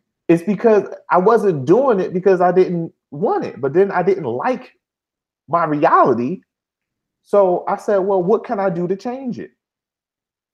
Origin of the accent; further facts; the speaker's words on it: Philadelphia, Pennsylvania, United States; I'm from Philly